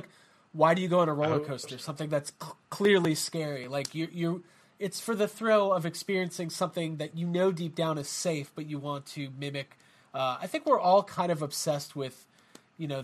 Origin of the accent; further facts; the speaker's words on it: United States; as an American